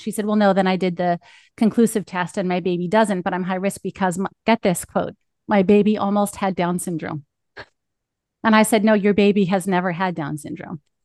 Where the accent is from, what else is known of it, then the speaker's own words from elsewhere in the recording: Northeast, United States; accent: East Coast; I must sound like I'm from the Northeast